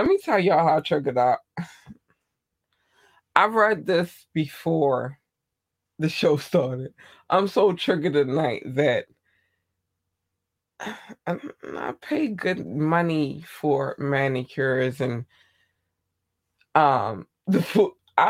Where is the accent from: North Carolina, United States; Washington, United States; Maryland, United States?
Maryland, United States; Baltimore; I'm from Baltimore. I'm from Baltimore, Maryland. That's where I am. The United States, Baltimore, Maryland.